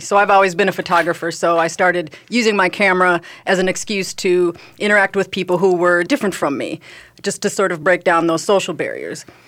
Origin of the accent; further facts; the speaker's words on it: Midwest, United States; I am from the Midwest, so we like to use the, the word just a lot